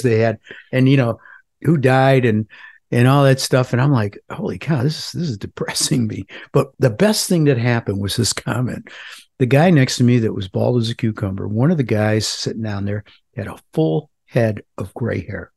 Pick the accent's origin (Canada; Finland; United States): United States; Parma, Ohio; now in North Carolina, United States; I grew up in a suburb of Cleveland called Parma